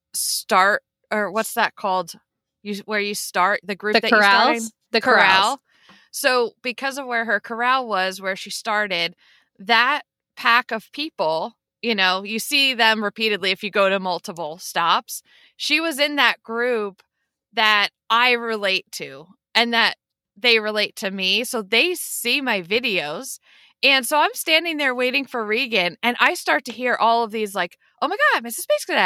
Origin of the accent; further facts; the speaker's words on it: Pennsylvania, United States; Pennsylvania. So I'm like, I always say not the Pittsburgh side. closer to Philadelphia.